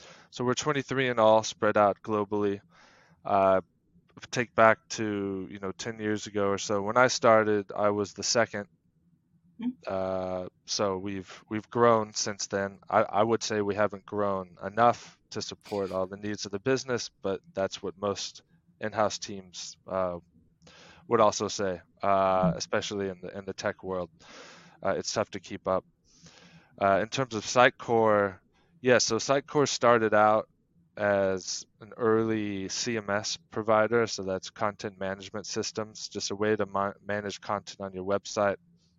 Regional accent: United States; now in Denmark; I'm originally from the U.S., but have been in Denmark for 10 plus years now. Have also lived a number of places and have been quite mobile in my personal life and career, but have made a home now here in Denmark.

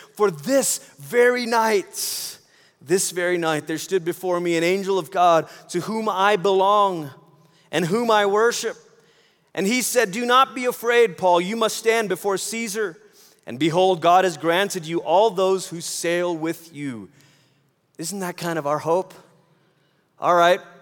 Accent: Malaysia; moved away; I grew up in Malaysia

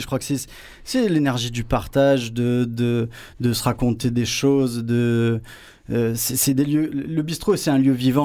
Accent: Marseille, Provence-Alpes-Côte d'Azur, France; also born or lived in Paris; Je suis Marseillais, Mazargué

